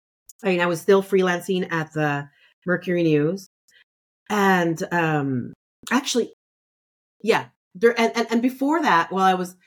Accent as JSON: {"language": "English", "region": "California", "country": "United States", "said": "I'm a Californian."}